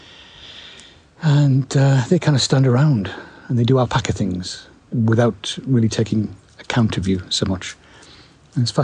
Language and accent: English; United Kingdom; I'm a Brit